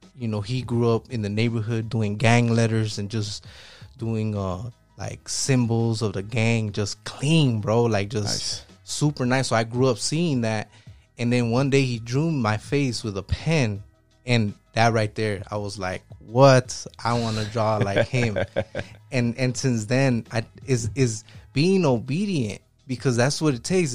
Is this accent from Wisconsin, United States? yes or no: no; Chicago, Illinois, United States; I'm from Southside Chicago.